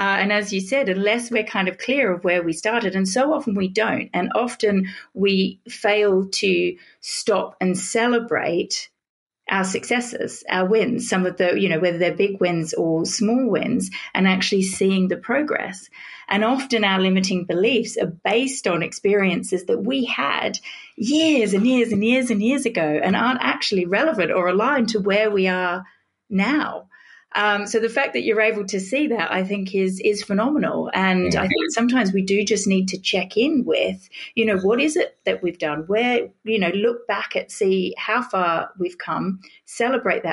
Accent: Australia; moved away as an adult; also born or lived in Britain; now in United Kingdom; I'm an Australian

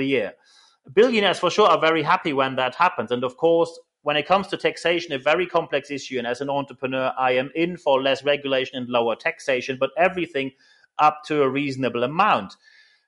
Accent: Germany; accent: German; English is a second language; moved away as an adult; now in United Kingdom; I'm just a German in the round here, but when I moved to the UK

